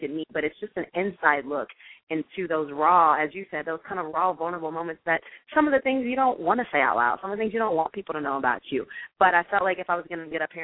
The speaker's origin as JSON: {"language": "English", "town": "Jefferson City", "region": "Missouri", "country": "United States", "also_born_or_lived": "Ohio", "moved": "as an adult", "lives_now": "Los Angeles, United States", "said": "I am originally from Jefferson City, Missouri"}